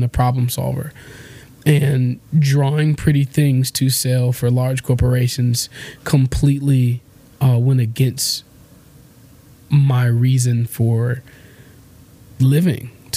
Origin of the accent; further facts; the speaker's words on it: Detroit, Michigan, United States; I was born here in Detroit, Michigan, right between Dexter and Linwood. I went to Central High School, Durfee Middle School, Malcolm X Academy, Wayne State University